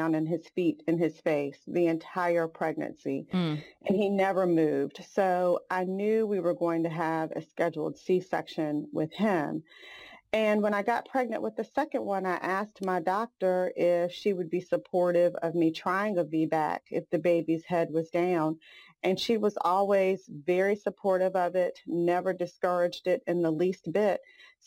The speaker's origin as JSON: {"language": "English", "town": "Hampton", "region": "Virginia", "country": "United States", "tie": "born or raised there", "moved": "yes", "lives_now": "Greensboro, United States", "said": "Growing up in Hampton, Virginia, and being besties since infancy"}